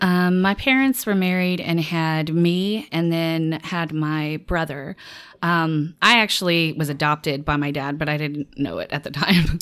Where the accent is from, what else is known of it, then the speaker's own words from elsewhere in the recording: Little Rock, Arkansas, United States; moved away as an adult; also born or lived in Louisiana; I'm from Arkansas originally, Little Rock, Arkansas.